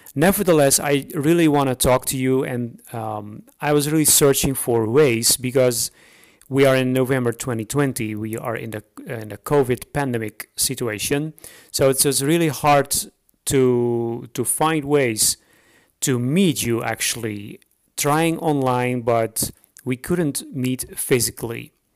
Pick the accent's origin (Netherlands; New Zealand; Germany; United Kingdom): Netherlands; English is a second language; moved away as an adult; now in Romania; I'm uh, I'm Dutch, so I'm from the Netherlands. But I'm living now for about eight years